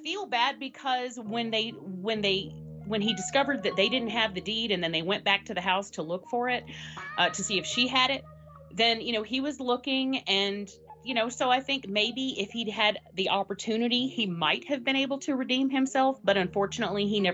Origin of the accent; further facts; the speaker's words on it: the South, United States; I'm from the South